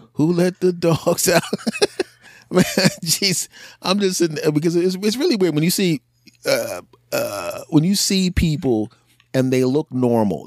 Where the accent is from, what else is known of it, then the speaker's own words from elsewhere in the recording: Philadelphia, Pennsylvania, United States; now in New Jersey, United States; a person who was born and raised in Philadelphia